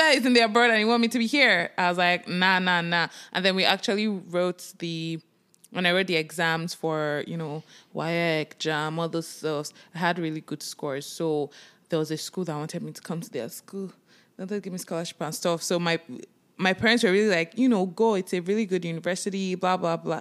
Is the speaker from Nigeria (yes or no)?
yes; Nigeria; now in Toronto, Canada; we are Nigerians. We moved from Nigeria and we moved to Canada, Toronto, Canada